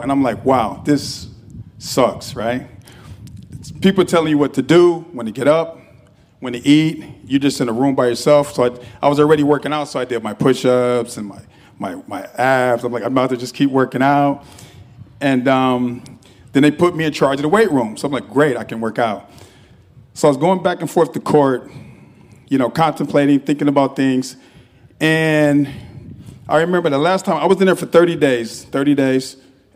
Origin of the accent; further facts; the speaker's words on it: Los Angeles, California, United States; I'm born and raised in Los Angeles, California